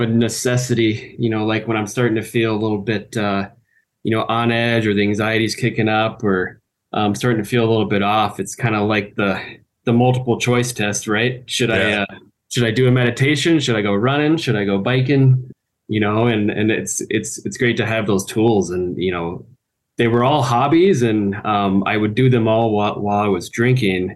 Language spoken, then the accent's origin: English; Anchorage, Alaska, United States; moved away as an adult; now in Salt Lake City, United States; Growing up in Anchorage, Alaska